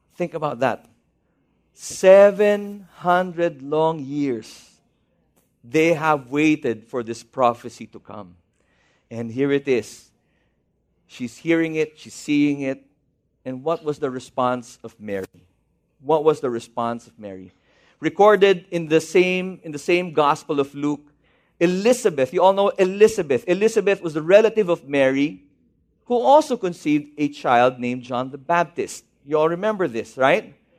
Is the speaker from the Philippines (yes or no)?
yes; Baguio, Cordillera Administrative Region, Philippines; moved away; I'm from Baguio City